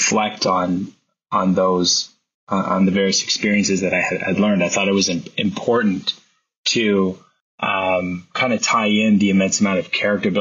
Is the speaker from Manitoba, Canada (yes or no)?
no; Alliston, Ontario, Canada; also born or lived in Newmarket, Ontario / Mono, Ontario / Colgan, Ontario; Before I moved to Newmarket, I grew up in Alliston and Mono, attending an elementary school in Colgan, Ontario